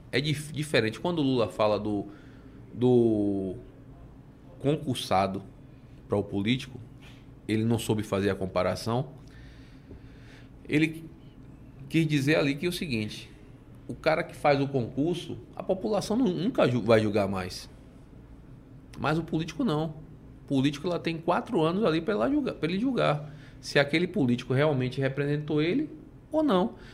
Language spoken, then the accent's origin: Portuguese; Salvador, Bahia, Brazil; Eu aqui nasci, cresci, vivo em Salvador, quero morrer aqui e é, Salvador para mim é tudo.